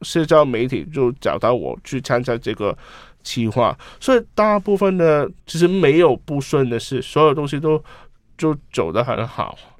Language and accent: Chinese; Hong Kong; Chinese is a second language; 我是香港人